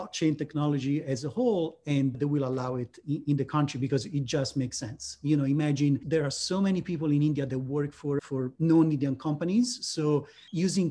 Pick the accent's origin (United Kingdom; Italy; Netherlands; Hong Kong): Italy; I'm from Italy